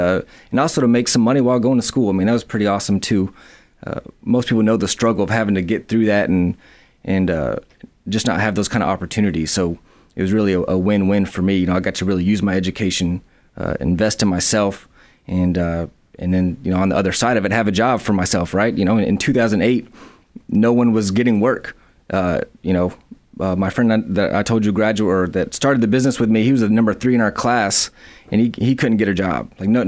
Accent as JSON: {"language": "English", "town": "Madison", "region": "Alabama", "country": "United States", "tie": "born or raised there", "said": "I am from Madison, Alabama, in Huntsville, Alabama. I went to school at Bob Jones in Madison. Went to college at UAH here in Huntsville and kind of grew up here."}